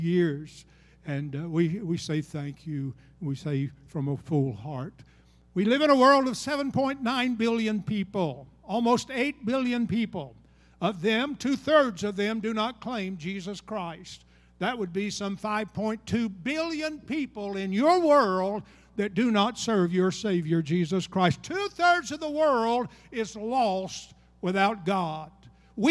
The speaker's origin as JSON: {"language": "English", "region": "Georgia", "country": "United States", "also_born_or_lived": "Alabama", "said": "I'm from Georgia"}